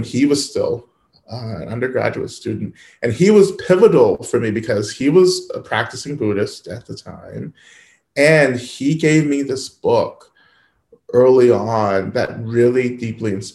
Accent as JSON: {"language": "English", "region": "the South", "country": "United States", "tie": "born or raised there", "said": "I grew up in the South"}